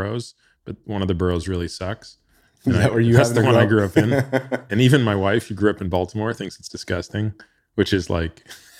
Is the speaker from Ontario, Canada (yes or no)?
yes; Ontario, Canada; Yeah. I grew up outside of Toronto.